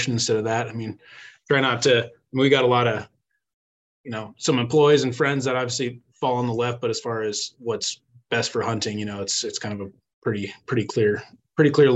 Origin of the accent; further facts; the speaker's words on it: Colorado, United States; moved away as an adult; also born or lived in Buena Vista, Colorado / Windsor, Colorado; now in Wyoming, United States; I'm originally from Colorado. Grew up, spent time between a ranch in near Buena Vista, Colorado, and then Northern Colorado near Windsor